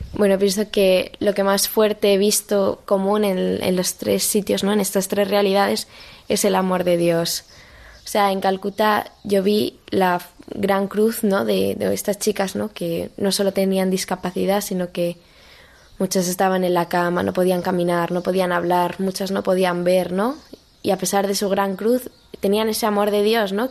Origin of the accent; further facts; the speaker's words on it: Madrid, Community of Madrid, Spain; soy de Madrid, vivo en Boadilla del Monte